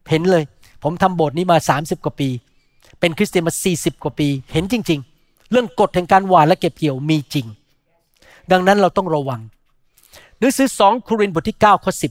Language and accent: Thai; Thailand